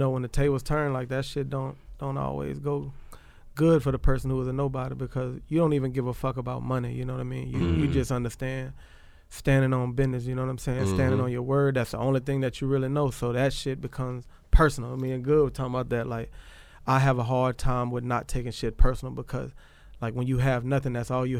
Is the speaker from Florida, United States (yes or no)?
no; Bay St. Louis, Mississippi, United States; I'm from Bay St. Louis, raised there